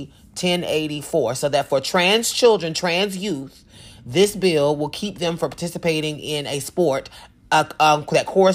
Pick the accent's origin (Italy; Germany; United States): United States; Georgia; my home state